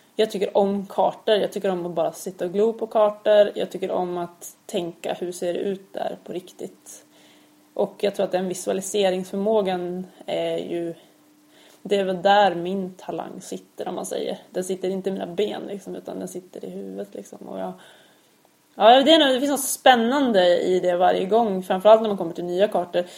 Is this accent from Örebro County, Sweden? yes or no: yes; Örebro, Örebro County, Sweden; also born or lived in Gothenburg; Jag är ju född i Göteborg. Fast sen har jag uppväxt i Örebro.